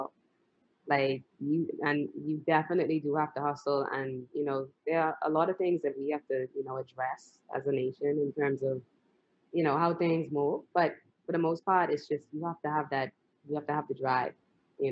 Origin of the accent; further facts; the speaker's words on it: Bahamas; now in United States; I'm from the Bahamas